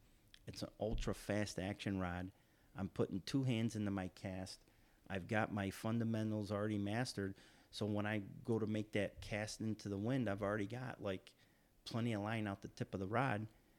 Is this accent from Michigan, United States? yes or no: no; New York, United States; now in Florida, United States; and I grew up fishing like in the Pulaski Rivers, the St. Lawrence Rivers, Lake Ontario, a lot of the smaller bodies of water like you have down here in Florida.